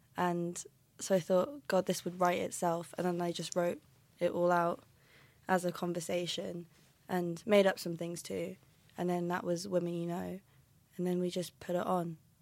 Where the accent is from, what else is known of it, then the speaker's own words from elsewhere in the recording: London, United Kingdom; now in Aberdeen, United Kingdom; I'm from London, but I live in Aberdeen now.